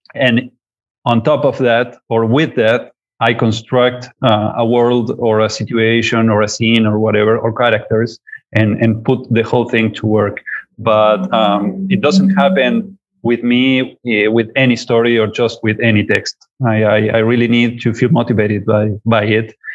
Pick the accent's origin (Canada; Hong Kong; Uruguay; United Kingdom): Uruguay; I come from Uruguay in South America